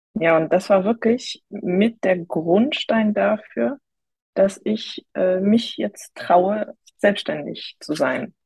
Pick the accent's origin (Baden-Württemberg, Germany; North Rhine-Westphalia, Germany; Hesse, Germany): North Rhine-Westphalia, Germany; near Cologne; ich komme aus der Nähe von Köln